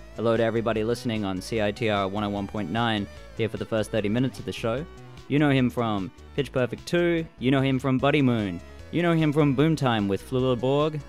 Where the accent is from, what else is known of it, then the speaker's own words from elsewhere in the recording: Australia; now in Vancouver, Canada; I'm an Australian living in Vancouver